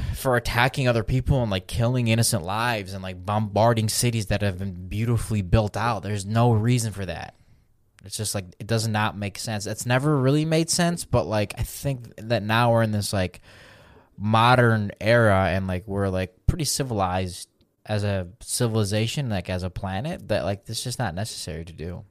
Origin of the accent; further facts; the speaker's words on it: Belarus; moved away; I'm from Belarus